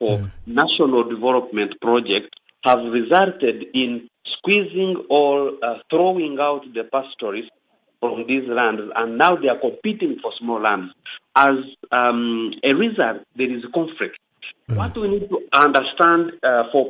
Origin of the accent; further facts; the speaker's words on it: Uganda; I come from Uganda